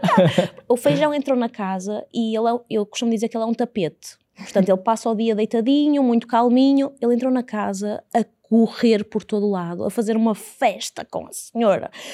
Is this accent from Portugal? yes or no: yes; Porto, Norte, Portugal; also born or lived in Fundão; Sou do Porto, mas vivi no fundão durante cinco anos